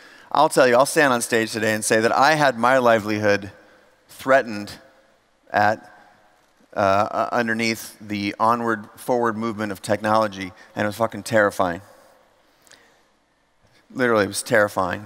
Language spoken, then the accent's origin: English; United States; We came from the States here to Europe